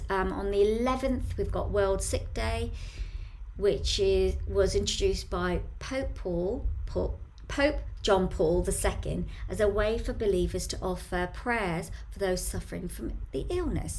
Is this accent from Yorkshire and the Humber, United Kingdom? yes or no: no; Bromley, London, United Kingdom; in Bromley here in the town centre